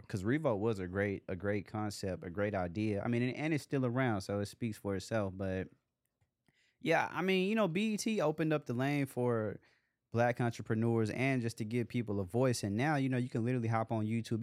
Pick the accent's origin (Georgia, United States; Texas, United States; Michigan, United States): Texas, United States; Dallas; growing up in Dallas